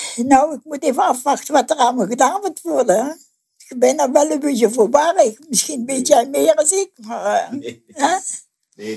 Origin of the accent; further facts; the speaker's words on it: North Brabant, Netherlands; moved away as an adult; now in Geleen, Netherlands; Ik kom uit Brabant, ja. Maar in mijn dorp in Westwijk hadden ze ook een Karmelietenklooster